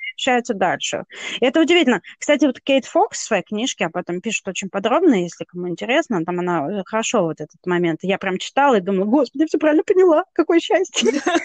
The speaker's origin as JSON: {"language": "Russian", "country": "Russia", "said": "я из России"}